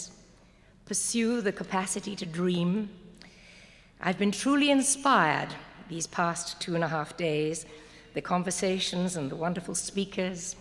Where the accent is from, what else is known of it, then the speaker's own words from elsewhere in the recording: Walton-on-Thames, South East England, United Kingdom; I was born in Walton-on-Thames, Surrey, England